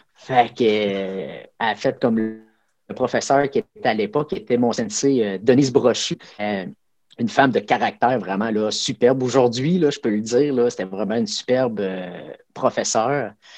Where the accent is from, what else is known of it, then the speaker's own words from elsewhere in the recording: Abitibi-Témiscamingue, Quebec, Canada; je viens de l'Abitibi-Témiscamingue